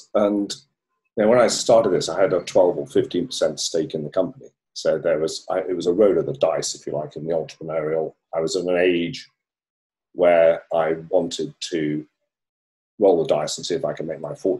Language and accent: English; Hong Kong; born there; I was born in Hong Kong out of a military family. So my father was a colonel in the British Army. And hence I got born in Hong Kong because he was stationed there.